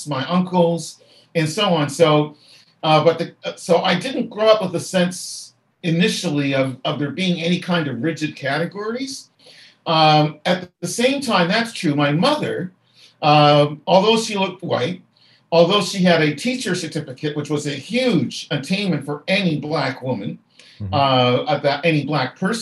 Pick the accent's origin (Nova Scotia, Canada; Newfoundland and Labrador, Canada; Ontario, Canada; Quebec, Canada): Nova Scotia, Canada; Halifax; as a boy growing up in Halifax